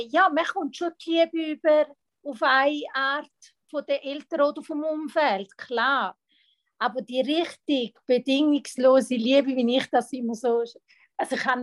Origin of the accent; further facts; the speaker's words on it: Italy; German is a second language; ich {S1} bin Italienerin. Bei uns in Italien ist es so, äh, die Frau darf gewisse Sachen nicht und muss ihren Platz sein